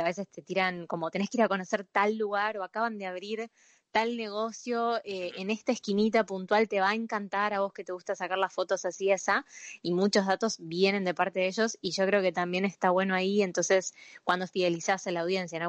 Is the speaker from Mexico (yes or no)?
no; Buenos Aires, Argentina; soy porteño